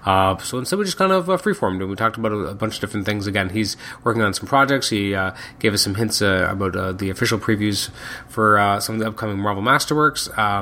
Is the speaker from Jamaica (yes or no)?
no; Canada; I am Canadian